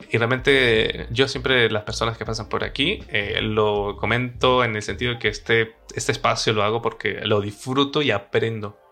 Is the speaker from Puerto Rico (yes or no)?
no; San Cristóbal, Táchira, Venezuela; moved away as an adult; now in Madrid, Spain; Yo soy de San Cristóbal, casi frontera con Colombia